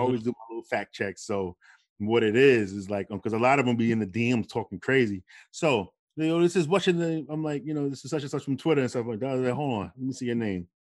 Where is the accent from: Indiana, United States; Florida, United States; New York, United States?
New York, United States; New York City; we come from Queensbridge Projects or whatever. We grew up in a, you know, in a, in the welfare system